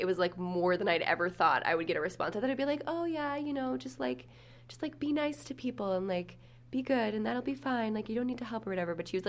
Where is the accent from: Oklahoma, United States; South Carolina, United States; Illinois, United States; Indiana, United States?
Indiana, United States; Bloomington; moved away as an adult; now in East Coast, United States; I was born and raised in Bloomington, and I live on the East Coast, and I'm now back home for a few months in Bloomington.